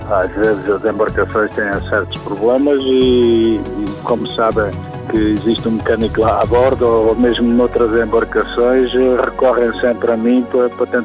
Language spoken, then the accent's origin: Portuguese; Algarve, Portugal; sou algarvio, os algarvios de natureza são homens do mar habituados a, a estas coisas.